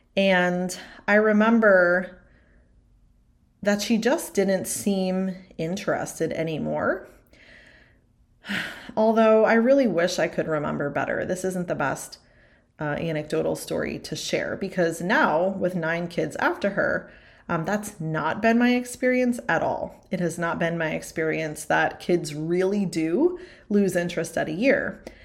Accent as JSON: {"language": "English", "region": "East Coast", "country": "United States", "tie": "born or raised there", "also_born_or_lived": "Arizona", "moved": "as an adult", "lives_now": "Kentucky, United States", "said": "I grew up on the East Coast, went to college on the East Coast."}